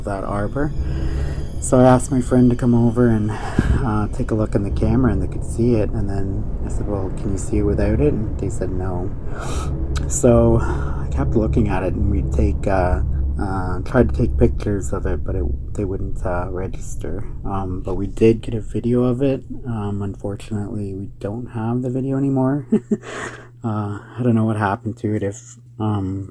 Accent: Ontario, Canada; I'm from Ontario, Canada

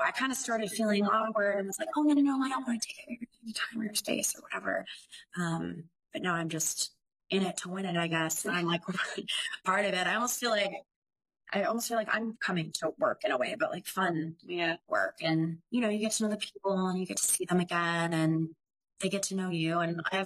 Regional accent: San Luis Obispo County, California, United States; now in Los Angeles, United States; I grew up in San Luis Obispo County, which is like central coast of California, like equidistant between Los Angeles and San Francisco

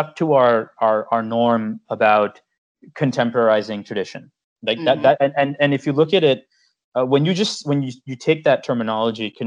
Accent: United States; growing up in the United States as a kid, you know, going to elementary school and spending pretty much my entire childhood here

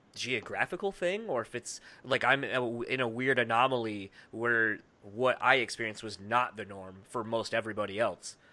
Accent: Midwest, United States; I grew up in the Midwest

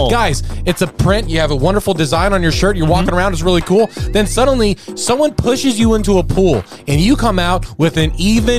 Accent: Montana, United States; I'm from Montana.

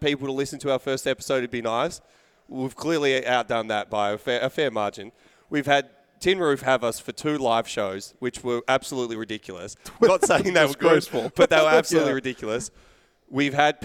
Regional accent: Australia; being Australian.

